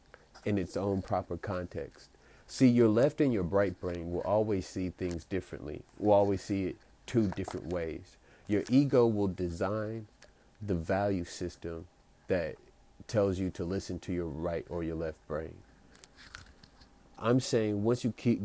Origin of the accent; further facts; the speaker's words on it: United States; I'm an American